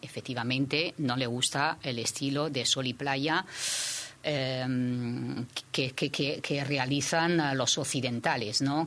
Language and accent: Spanish; Shanghai, China; now in Spain; yo soy de Shanghái